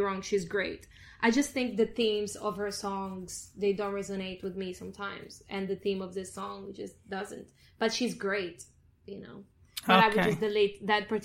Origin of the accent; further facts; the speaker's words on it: Italy; moved away; Italy, because it's my hometown, a home place where I grew up